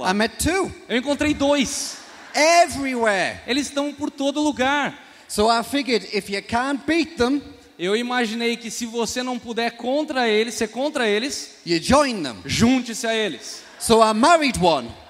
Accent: England, United Kingdom; Portuguese is a second language; now in United States; So even though it says I am from America, ah, mesmo que eu more nos Estados Unidos ou que eu seja dos Estados Unidos, I was born and raised in England. eu nasci e fui criado na Inglaterra.

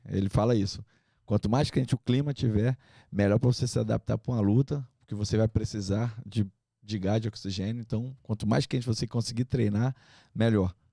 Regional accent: Manaus, Amazonas, Brazil; moved away; also born or lived in Rio de Janeiro; Eu sou de Manaus, Amazonas. É, nascido e criado lá

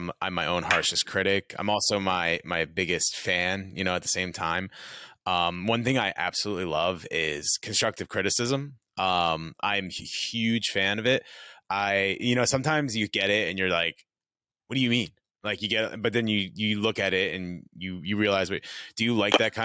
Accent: New York, United States; I'm from New York. I'm from the Northeast

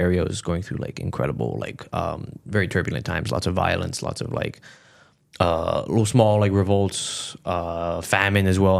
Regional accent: Montreal, Quebec, Canada; my family came here in, like, the seventies

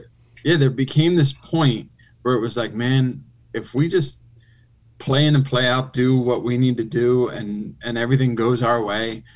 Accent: Philadelphia, Pennsylvania, United States; I grew up in Philly

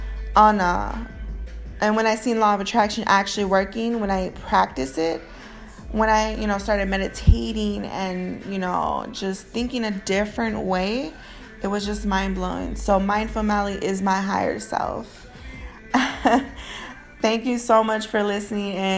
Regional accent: Northwest Indiana, United States; I'm from Northwest Indiana. That's just how we speak

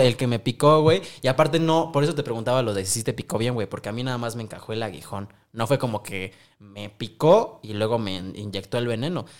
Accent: Mexico; todos los mexicanos

